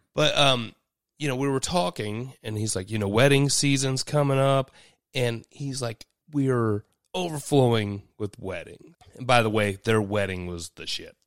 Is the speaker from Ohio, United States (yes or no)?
yes; Dayton, Ohio, United States; I'm from Dayton.